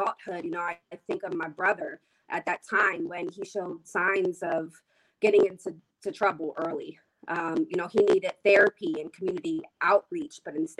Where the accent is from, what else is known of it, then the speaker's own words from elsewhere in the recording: Reading, Pennsylvania, United States; I was raised in Reading by a single mom